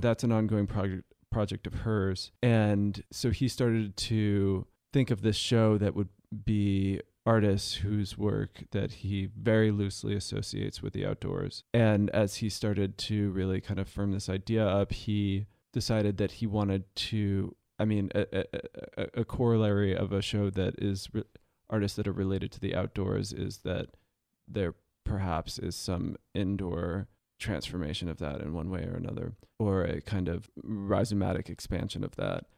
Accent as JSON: {"language": "English", "town": "San Jose", "region": "California", "country": "United States", "tie": "born or raised there", "also_born_or_lived": "New York State", "lives_now": "Los Angeles, United States", "said": "my family moved to um, San Jose uh, in 1990"}